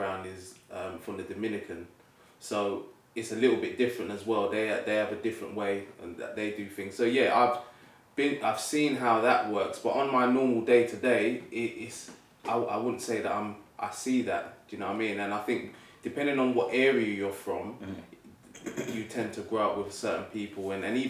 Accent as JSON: {"language": "English", "region": "London", "country": "United Kingdom", "tie": "born or raised there", "said": "I grew up in North London, and I went to a school called Broomfield School, which is in the borough of Enfield"}